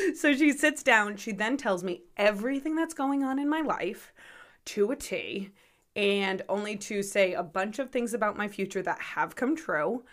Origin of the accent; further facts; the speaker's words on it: North Kingstown, Rhode Island, United States; I was born and raised in North Kingstown, Rhode Island